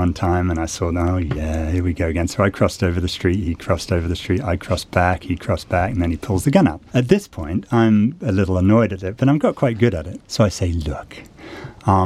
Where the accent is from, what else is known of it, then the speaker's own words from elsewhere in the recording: United States; I'm an American